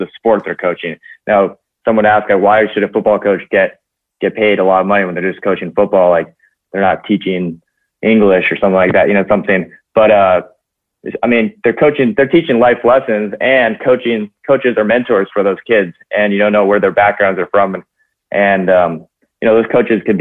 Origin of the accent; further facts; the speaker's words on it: San Clemente, California, United States; moved away; I grew up in San Clemente, California, and San Clemente High School, it's a little surf town in Orange County